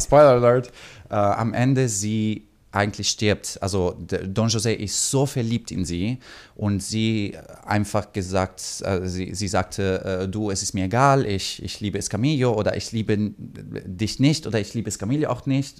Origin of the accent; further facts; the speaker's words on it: Pescara, Abruzzo, Italy; German is a second language; moved away as an adult; also born or lived in Germany; now in Copenhagen, Denmark; Ich komme aus äh, Pescara in Italien, das ist eine, eine kleine Stadt